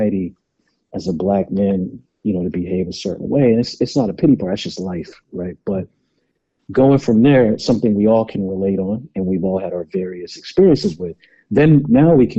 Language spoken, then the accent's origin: English; California, United States; being a black man, you know, growing up in California